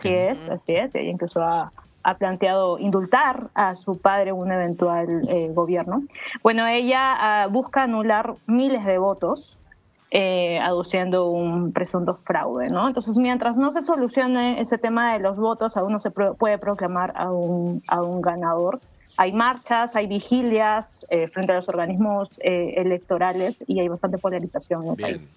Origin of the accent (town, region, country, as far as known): Peru